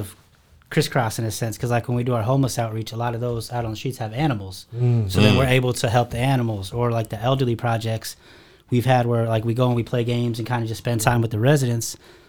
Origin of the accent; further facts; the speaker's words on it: Sacramento, California, United States; And then went back home. I'm from California originally. So I went back to Sacramento, built a team out there.